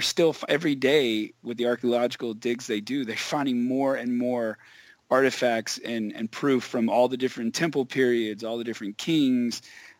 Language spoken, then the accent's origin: English; the South, United States; growing up in the South, it's a little bit different, especially like in the 80s and 90s.